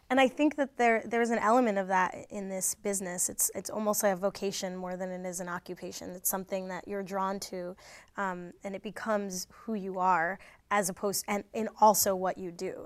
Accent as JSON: {"language": "English", "region": "New Jersey", "country": "United States", "tie": "born or raised there", "said": "I grew up in New Jersey"}